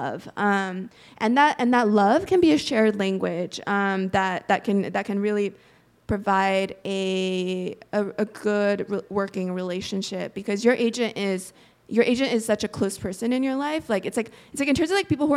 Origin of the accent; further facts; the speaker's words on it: United States; also born or lived in Korea; I moved to the States from Korea when I was 3.